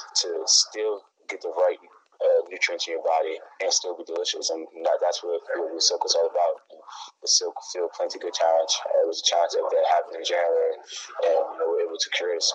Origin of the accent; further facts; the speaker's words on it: Whitehall, Pennsylvania, United States; also born or lived in New York; I was born in New York. I'm from Pennsylvania, Whitehall, Copley, Lehigh Valley